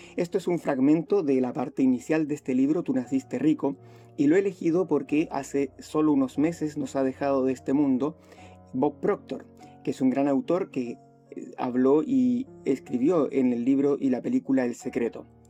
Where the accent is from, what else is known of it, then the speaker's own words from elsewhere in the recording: Chile; also born or lived in Spain; vivo acá en Chile, soy chileno y español